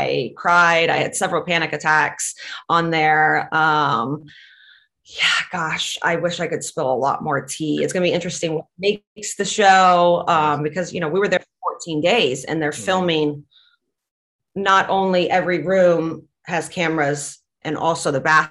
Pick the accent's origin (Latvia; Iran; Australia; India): Latvia; English is a second language; moved away; I grew up in Latvia